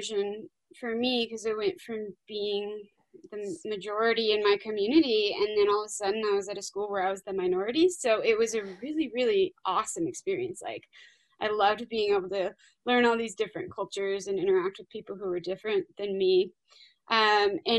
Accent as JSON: {"language": "English", "town": "Green Valley Lake", "region": "California", "country": "United States", "tie": "born or raised there", "moved": "yes", "lives_now": "Lake Tahoe, United States", "said": "I was born and raised in Southern California, but not the stereotypical Southern California most people think of. I grew up in a really small town in the mountains, halfway between Big Bear and Lake Arrowhead, called Green Valley Lake"}